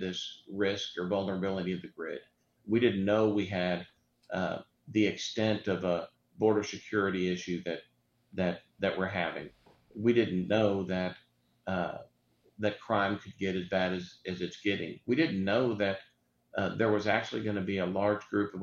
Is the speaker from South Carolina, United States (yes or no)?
no; Houston, Texas, United States; I grew up here in West Houston.